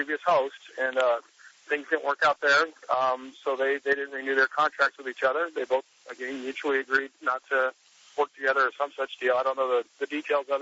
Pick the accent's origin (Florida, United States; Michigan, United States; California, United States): California, United States; Orange County; my hometown, Orange County, California